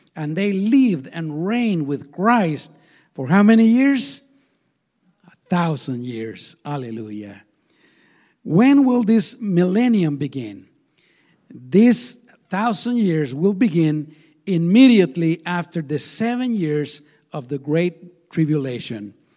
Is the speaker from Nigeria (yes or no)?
no; Guatemala; now in United States; I was born in Guatemala, there's a lot of insecurity